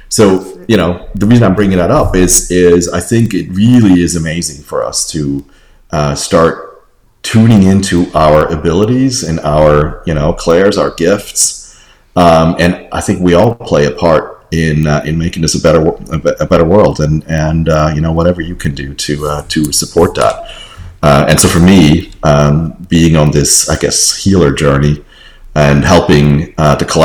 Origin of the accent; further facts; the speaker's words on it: Switzerland; moved away; I grew up in Switzerland, and I was a teacher's son